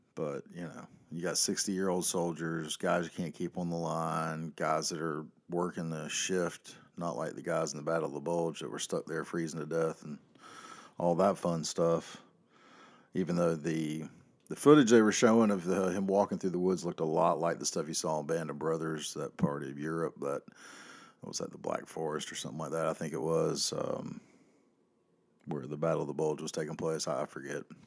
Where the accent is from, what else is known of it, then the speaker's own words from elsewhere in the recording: the South, United States; I am a Southerner